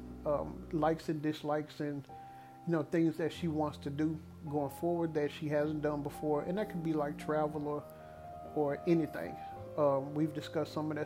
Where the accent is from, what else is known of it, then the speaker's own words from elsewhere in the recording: Dallas, Texas, United States; my hometown team